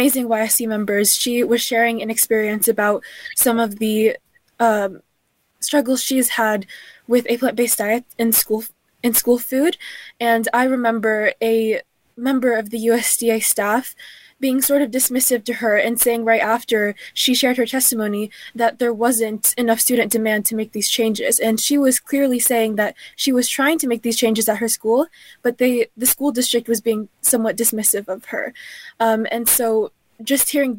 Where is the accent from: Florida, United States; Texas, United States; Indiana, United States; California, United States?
Indiana, United States; I'm from Indiana